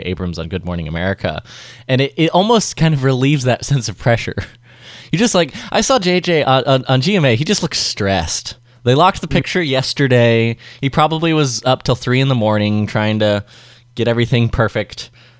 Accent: United Kingdom; as a Brit, you have to be thinking that if Cadbury doesn't have a promotional tie-in with the series, what are they doing?

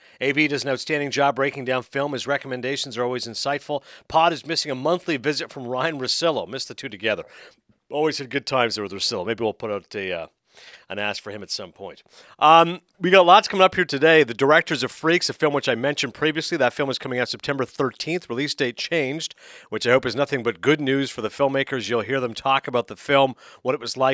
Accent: Toronto, Ontario, Canada; one of my hometown papers there in Toronto

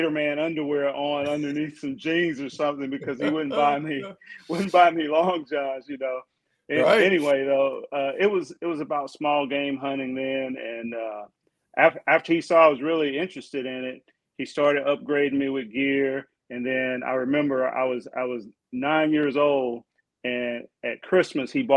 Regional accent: Jackson, Mississippi, United States; moved away as an adult; also born or lived in Pennsylvania; now in Texas, United States; I grew up in Mississippi, right? Jackson, Mississippi.

